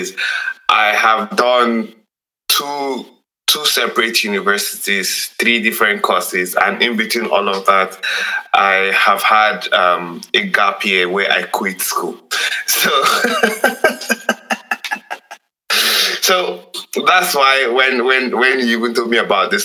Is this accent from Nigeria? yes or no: yes; Nigeria; as a Nigerian